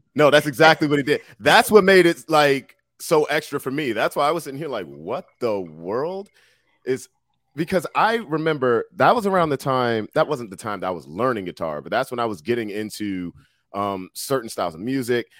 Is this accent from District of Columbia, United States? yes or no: yes; Washington, District of Columbia, United States; I grew up in Southeast DC